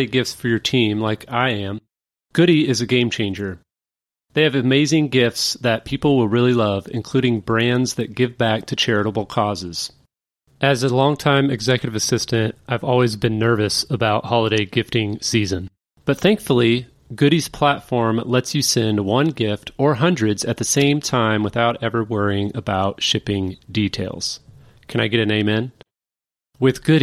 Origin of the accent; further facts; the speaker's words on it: Kansas City, United States; moved away; also born or lived in St. Louis, Missouri; I'm actually from Kansas City, but I lived in St. Louis for about 16 years